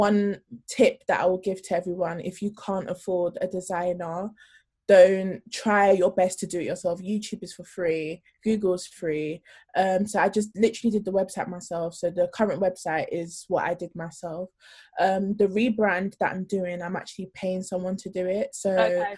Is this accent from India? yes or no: no; London, United Kingdom; also born or lived in Norway; I grew up in South London